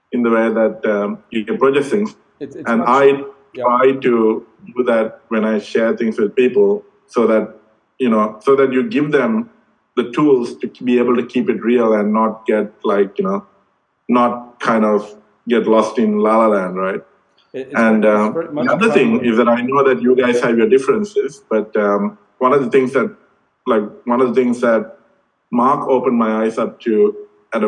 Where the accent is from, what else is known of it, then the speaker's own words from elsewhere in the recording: Sri Lanka; moved away; growing up in Sri Lanka